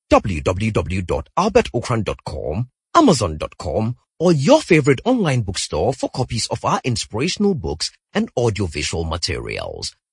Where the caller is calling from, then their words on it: Adidome, Volta, Ghana; from Adisman.